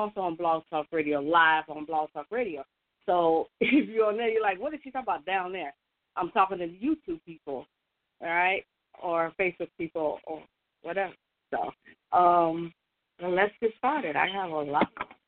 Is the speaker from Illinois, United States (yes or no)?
yes; Chicago, Illinois, United States; I'm from Chicago.